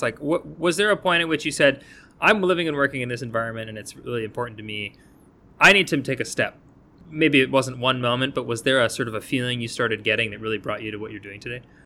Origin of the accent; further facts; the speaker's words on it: New England, United States; I am from New England